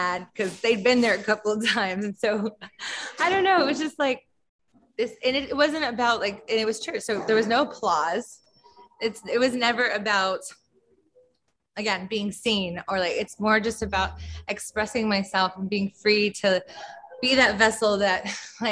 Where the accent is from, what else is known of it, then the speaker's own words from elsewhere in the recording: Texas, United States; being a Texan